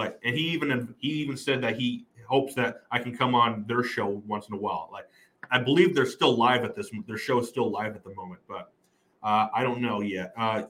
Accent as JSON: {"language": "English", "region": "New Mexico", "country": "United States", "said": "I'm from New Mexico."}